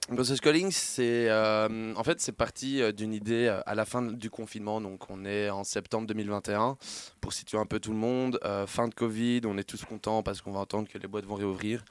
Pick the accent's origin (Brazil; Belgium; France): Belgium; Brussels, Brussels-Capital Region; je suis bruxellois de base